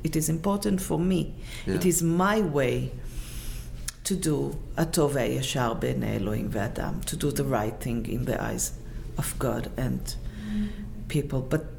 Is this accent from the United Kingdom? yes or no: no; Israel; English is a second language; we say in Israel